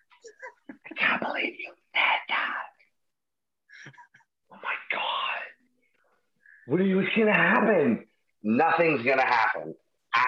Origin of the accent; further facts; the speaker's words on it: Surrey, British Columbia, Canada; I'm from Surrey, BC